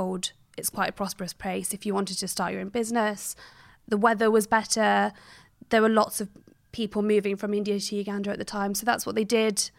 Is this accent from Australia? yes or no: no; Cheltenham, South West England, United Kingdom; I grew up in Cheltenham in Gloucestershire. Very rural, beautiful, quite a busy town, but it's absolutely stunning, very quiet. And my parents actually grew up in Uganda and India